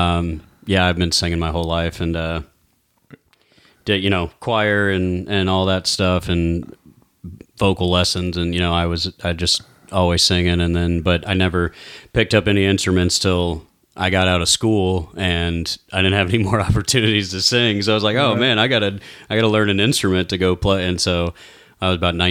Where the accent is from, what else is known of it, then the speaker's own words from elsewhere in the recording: St. Louis, Missouri, United States; St. Louis is where I grew up till I was about 13